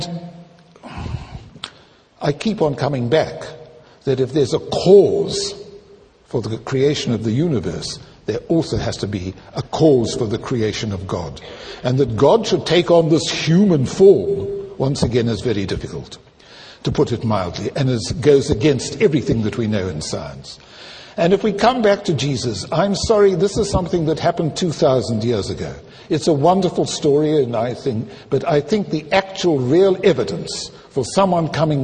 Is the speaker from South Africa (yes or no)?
yes; South Africa; I'm South African